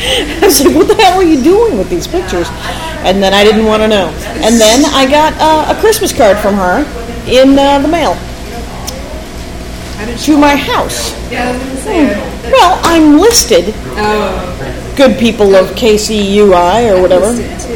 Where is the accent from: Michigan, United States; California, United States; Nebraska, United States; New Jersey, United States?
Nebraska, United States; North Platte; moved away; I put a link to my hometown, which is as shitty as any other town in the world.